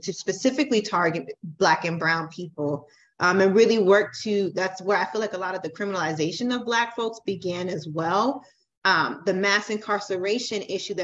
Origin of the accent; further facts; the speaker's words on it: Florida, United States; I'm from Florida